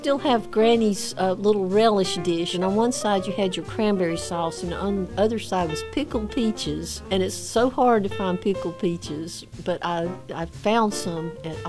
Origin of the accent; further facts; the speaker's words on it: Vestavia Hills, Alabama, United States; also born or lived in south of Calera, Alabama; I grew up in Vestavia Hills, but now I live south of Calera.